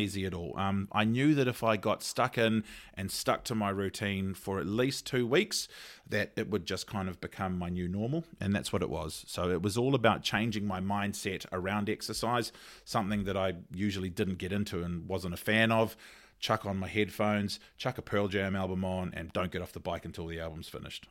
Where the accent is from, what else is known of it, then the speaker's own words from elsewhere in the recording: Auckland, New Zealand; I grew up in Ranui, so Ranui Medical was my, was my G P